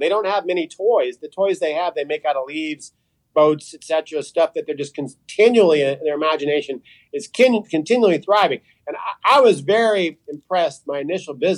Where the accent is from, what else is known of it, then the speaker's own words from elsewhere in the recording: Reno, Nevada, United States; moved away as an adult; now in Ecuador; we grew up in Reno